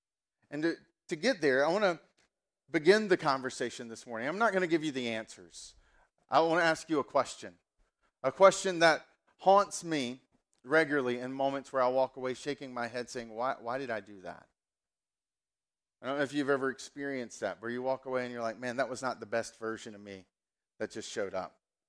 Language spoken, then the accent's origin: English; the South, United States; accent: Southern; So I grew up in the South, and so kind of we've got, like, I grew up, my accent was very much honey boo boo.